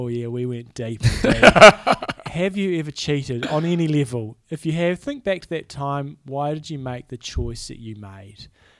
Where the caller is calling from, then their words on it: Wisconsin, United States; I'm in Wisconsin.